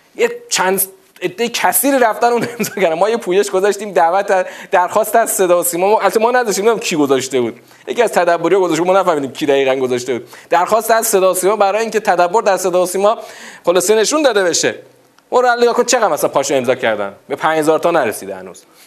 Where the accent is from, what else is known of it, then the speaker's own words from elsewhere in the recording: Iran; تو همین ایران مسلمان شیعه دوازده امامی خودمون